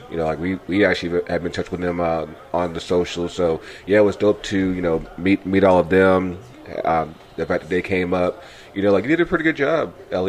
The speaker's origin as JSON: {"language": "English", "town": "Richmond", "region": "Virginia", "country": "United States", "tie": "born or raised there", "moved": "as an adult", "said": "I grew up here in Richmond. You know, I moved here when I was in sixth grade. I left here in 2012."}